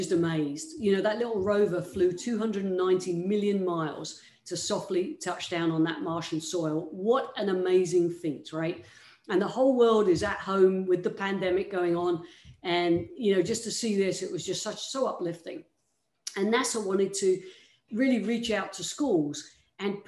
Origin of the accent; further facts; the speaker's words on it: United Kingdom; moved away; you can probably tell by my accent, I'm not originally from these parts. I came from the United Kingdom